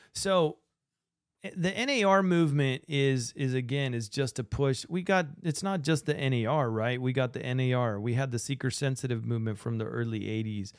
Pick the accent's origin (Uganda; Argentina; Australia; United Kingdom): Argentina; now in United States; I'm from Argentina